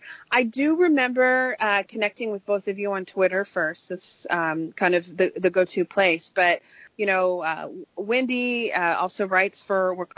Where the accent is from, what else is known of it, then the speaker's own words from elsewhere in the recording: Kansas, United States; I was raised by hippies in Kansas.